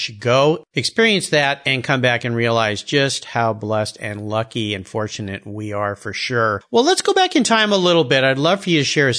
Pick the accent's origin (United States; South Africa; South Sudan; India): United States; Southern California; I grew up in Southern California myself